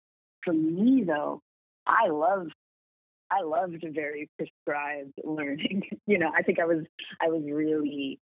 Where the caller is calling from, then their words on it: Los Angeles, California, United States; I am at my home in Los Angeles, California.